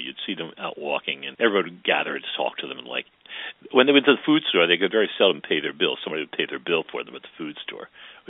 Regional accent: Baltimore, Maryland, United States; I grew up in West Baltimore along Evanston Avenue. Until I was four, I lived close to St. Bernardine's Church, and then we moved down in 1950 to two blocks past St. William's Church. So I was always on the West End

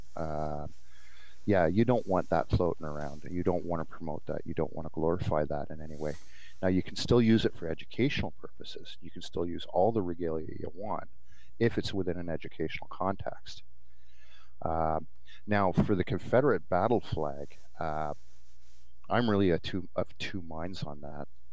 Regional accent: Canada; I know as a Canadian

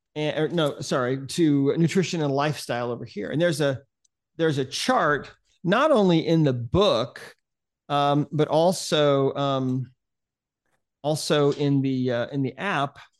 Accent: Montana, United States; I'm from Montana.

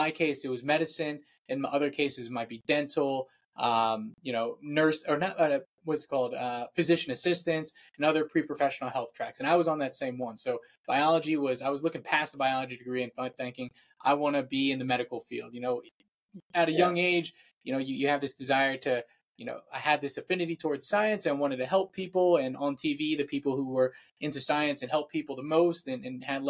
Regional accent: Virginia, United States; I am from Virginia, so that's the eastern coast of the US

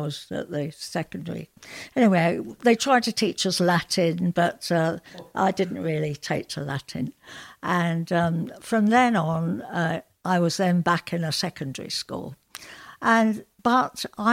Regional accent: London, United Kingdom; now in Yorkshire, United Kingdom; I'm from South London originally. I moved up to Yorkshire

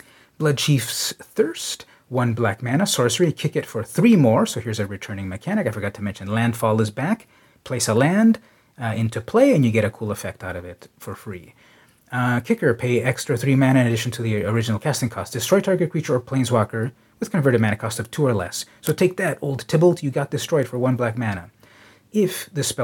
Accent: San Diego, California, United States; San Diego, my hometown

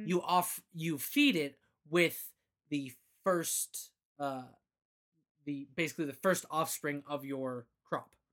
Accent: Phoenix, Arizona, United States; now in Boise, United States; I grew up in Phoenix

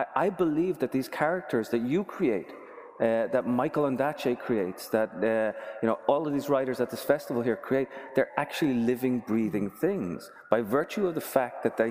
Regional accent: Dublin, Leinster, Ireland; now in United States; I was growing up in Dublin

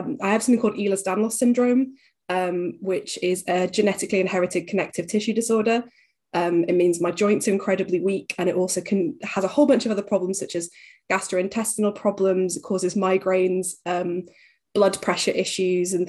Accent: Huddersfield, Yorkshire and the Humber, United Kingdom; moved away as an adult; I'm originally from Huddersfield in West Yorkshire.

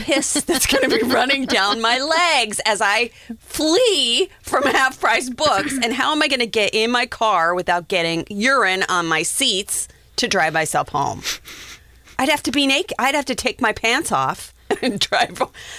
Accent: Wyoming, United States; Dude, I'm from Wyoming.

